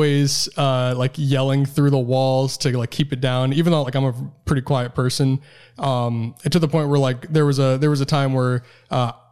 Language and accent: English; Massachusetts, United States; I'm from Massachusetts